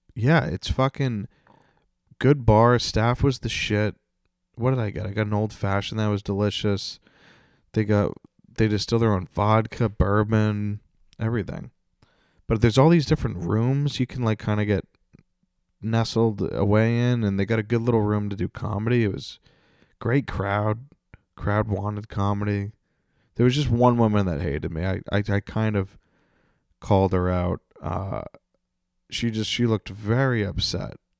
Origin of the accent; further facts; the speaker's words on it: North Attleboro, Massachusetts, United States; my hometown, North Attleboro